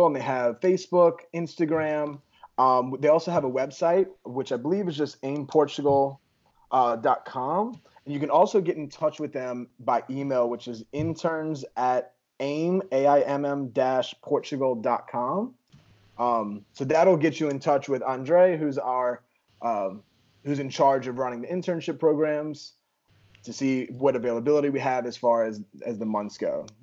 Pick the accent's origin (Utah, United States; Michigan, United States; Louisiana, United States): Louisiana, United States; now in Texas, United States; I'm from Louisiana and I'm living in Texas